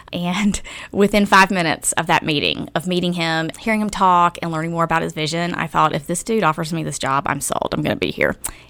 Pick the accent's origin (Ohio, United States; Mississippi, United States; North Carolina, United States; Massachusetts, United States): North Carolina, United States; accent: southern twang; You may detect just a hint of a southern twang in my voice. I'm originally from North Carolina, a teeny town in rural North Carolina.